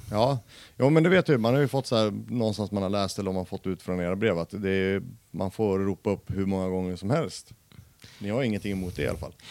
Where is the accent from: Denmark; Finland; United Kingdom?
Denmark; now in Västerås, Sweden; jag är ju dansk och jag förstår inte ett skit norska